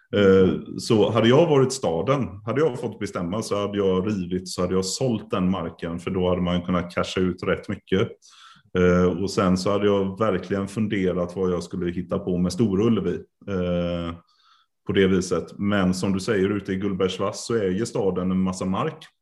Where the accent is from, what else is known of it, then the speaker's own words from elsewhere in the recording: Karlstad, Värmland, Sweden; now in Gothenburg, Sweden; Jag är ju född i Karlstad